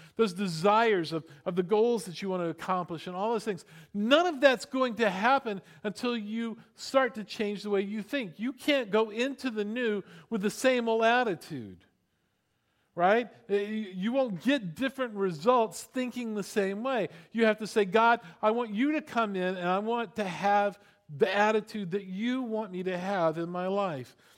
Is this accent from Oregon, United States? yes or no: no; Florida, United States; I grew up in Florida